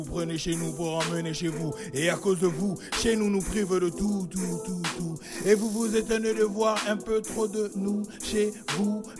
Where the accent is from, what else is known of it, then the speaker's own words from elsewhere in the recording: Gabon; now in France; quand j'étais au bled, quand j'étais chez moi au Gabon, chaque dimanche, eh, c'était comme si c'était la fête.